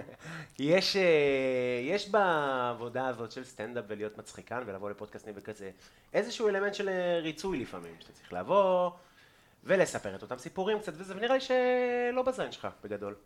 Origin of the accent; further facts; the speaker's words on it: Afula, Northern District, Israel; now in Tel Aviv, Israel; מהילדות שלי, בגבעת המורה